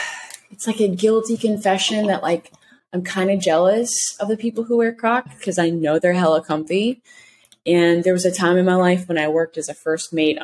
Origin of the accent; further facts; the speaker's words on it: Mississippi, United States; I'm a Southern girl. I'm a Southern belle through and through, born and raised in Mississippi, y'all.